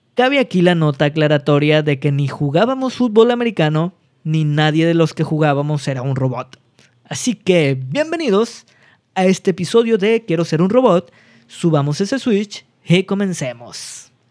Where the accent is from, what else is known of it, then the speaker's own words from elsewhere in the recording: northern Mexico, Mexico; como buenos norteños